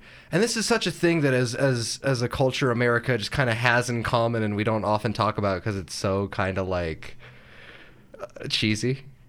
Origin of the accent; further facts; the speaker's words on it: United States; as an American